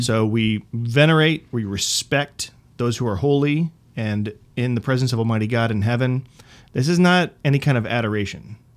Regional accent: United States; I'm American

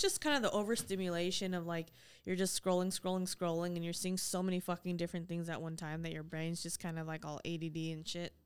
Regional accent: West Coast, United States; I'm from the West Coast

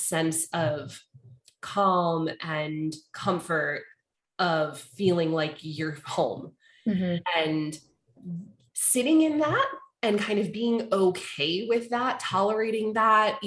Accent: Charlottesville, Virginia, United States; moved away; I grew up in Charlottesville.

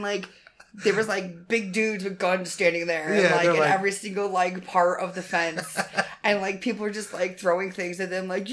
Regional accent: Chicago, Illinois, United States; moved away; Chicago born and raised. Love Chicago. It's my hometown.

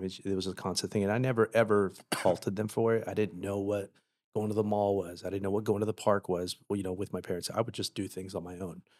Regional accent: Paramount, California, United States; I grew up in Paramount

